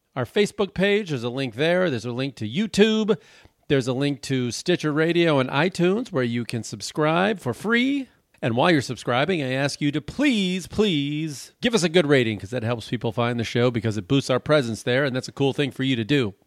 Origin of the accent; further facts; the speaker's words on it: Chicago, Illinois, United States; now in New York, United States; I'm from Chicago